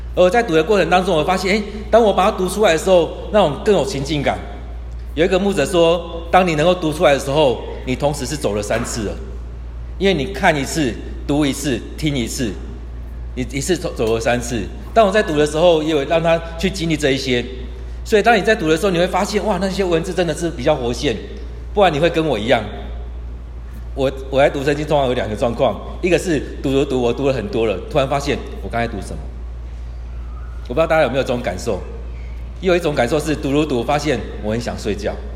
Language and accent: Chinese; Kaohsiung, Taiwan; also born or lived in Tainan; 我是高雄人， 我在台南念书